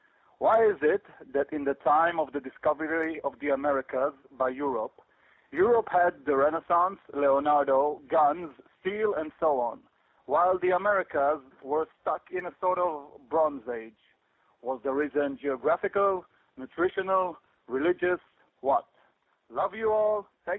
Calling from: Israel; I'm calling from Israel.

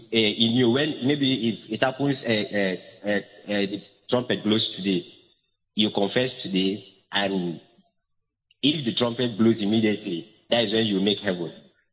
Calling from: Uyo, Akwa Ibom, Nigeria; I'm calling from Uyo.

